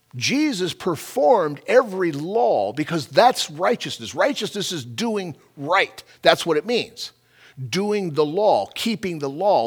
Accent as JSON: {"language": "English", "region": "California", "country": "United States", "tie": "born or raised there", "moved": "yes", "said": "I'm a Californian-born and raised there."}